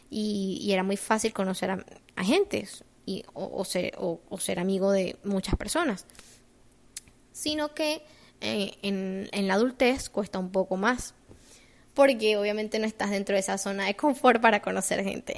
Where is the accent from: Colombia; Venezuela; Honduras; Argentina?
Venezuela; moved away as an adult; now in United States; Yo cuando me vine de Venezuela